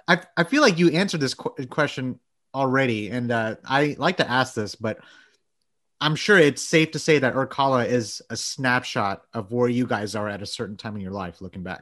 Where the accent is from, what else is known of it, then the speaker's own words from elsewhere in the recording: Bangladesh; moved away; I was born in Bangladesh